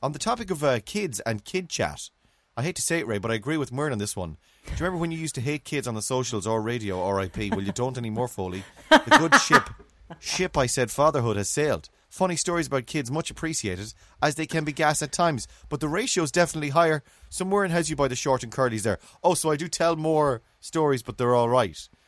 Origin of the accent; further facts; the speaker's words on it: England, United Kingdom; now in Cork, Ireland; As an English man in Cork